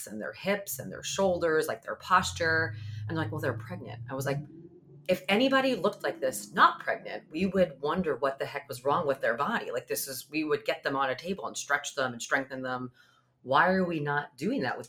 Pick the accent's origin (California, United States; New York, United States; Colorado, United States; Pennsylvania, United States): New York, United States; Long Island; I grew up on Long Island.